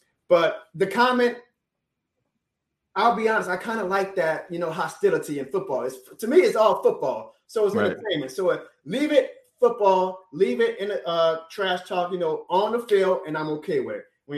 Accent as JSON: {"language": "English", "region": "Louisiana", "country": "United States", "said": "because I'm from Louisiana, we're LSU alumnus"}